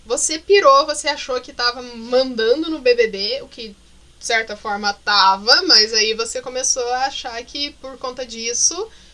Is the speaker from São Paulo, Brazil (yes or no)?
no; Curitiba, Paraná, Brazil